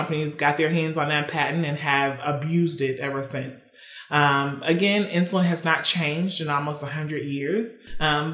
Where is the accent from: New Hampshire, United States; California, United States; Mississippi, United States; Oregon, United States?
Mississippi, United States; moved away